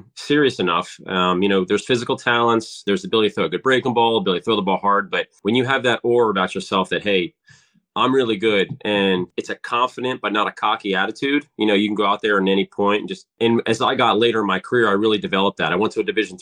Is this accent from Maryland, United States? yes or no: yes; Ocean City, Maryland, United States; I grew up in Ocean City